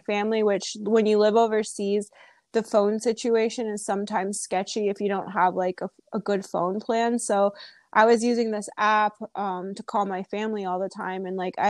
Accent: United States; I started a blog because I wanted to kind of share my experience as an American in another country, and I wanted to write about it.

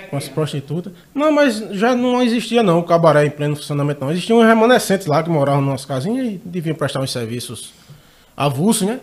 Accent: Rio Tinto, Paraíba, Brazil; Sou de Rio Tinto

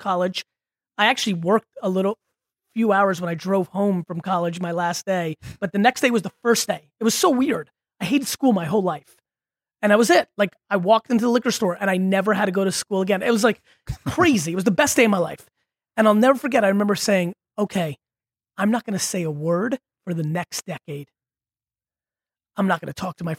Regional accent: Russia; moved away; I was born in Russia

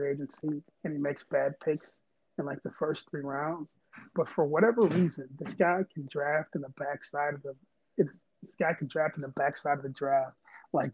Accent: Hazel Crest, Illinois, United States; now in Minneapolis, United States; I was born in the South Chicago suburbs. I spent, you know, the early part of my childhood living in Hazelcrest, Illinois

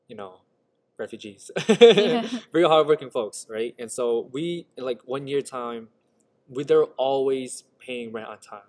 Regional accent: Utica, New York, United States; also born or lived in Tham Hin refugee camp, Thailand; growing up in Proctor

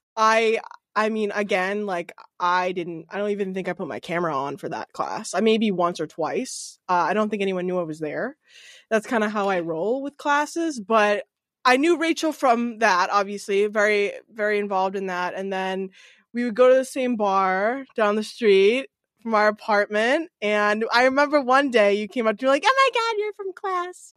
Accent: Norwood, Massachusetts, United States; now in Hopkinton, United States; originally from Norwood, which is a little closer to the city

